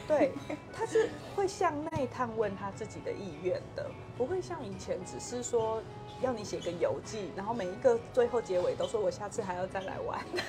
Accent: Hualien County, Taiwan; moved away as an adult; now in Kaohsiung, Taiwan; 我是花莲人啊，我不是高雄人

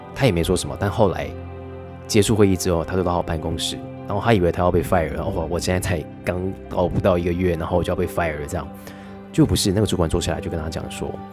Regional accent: Taiwan; 我觉得就跟韩国人很像是，我们台湾人也是。

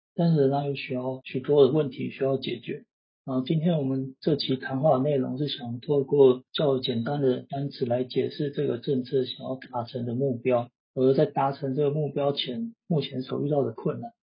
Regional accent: Taiwan; 我们台湾

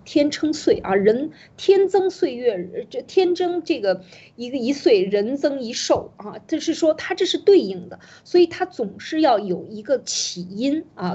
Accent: China; 我们中国人应该找回自己的这个原，原来本来的面貌

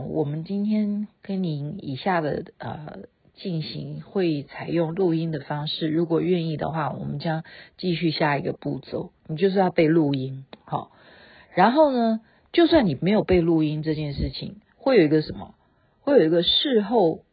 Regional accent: Taiwan; 我们台湾用的这些考绩的方式

